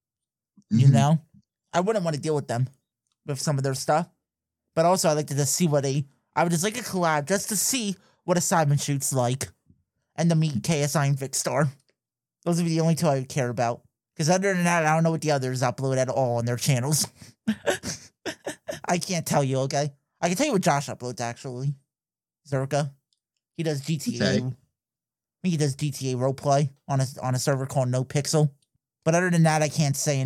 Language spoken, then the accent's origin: English; United States; We're American, we're saying soccer